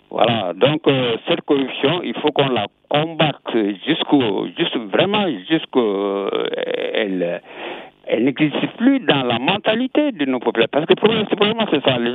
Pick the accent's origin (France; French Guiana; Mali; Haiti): Mali; je suis malien.